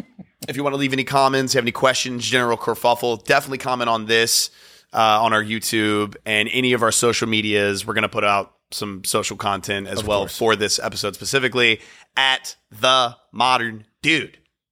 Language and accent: English; Virginia, United States; also born or lived in North Carolina, United States; now in New York, United States; how different it is from when we were growing up in Virginia and North Carolina to now living in New York